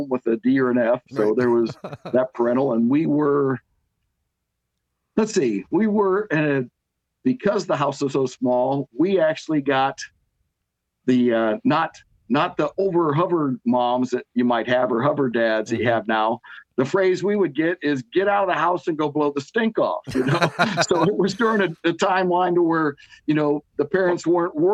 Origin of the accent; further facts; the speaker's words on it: Akron, Ohio, United States; we were raised in Akron, Ohio